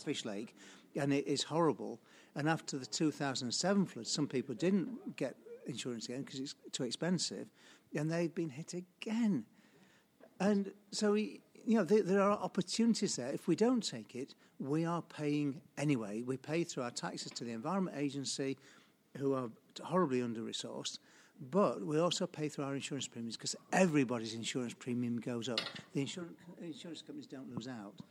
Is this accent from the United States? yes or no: no; Sheffield, Yorkshire and the Humber, United Kingdom; I grew up in Sheffield. I went to King Edward's Grammar School in Sheffield, uh, went away for a bit, came back, um, and then I stayed ever since